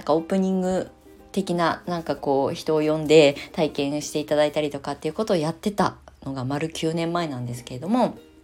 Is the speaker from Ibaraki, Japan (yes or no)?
yes; Kasama, Ibaraki, Japan; born or raised there; also born or lived in Shonan, Kanagawa